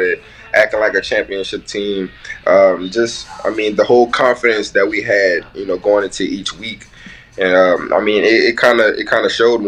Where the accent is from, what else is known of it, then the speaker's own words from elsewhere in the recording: Louisiana, United States; I'm from Louisiana.